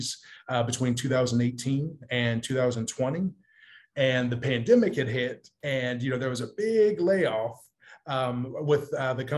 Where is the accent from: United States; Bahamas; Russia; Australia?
United States; Columbus, Ohio; now in California, United States; Columbus, Ohio, my hometown